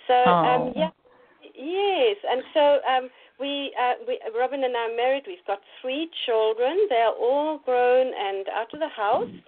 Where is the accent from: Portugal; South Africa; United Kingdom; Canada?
South Africa; Natal Midlands, KwaZulu-Natal; first language German; English is a second language; also born or lived in Pretoria; I'm South African. I'm a born South African. My mother tongue is actually German. So I grew up in the Natal Midlands on a farm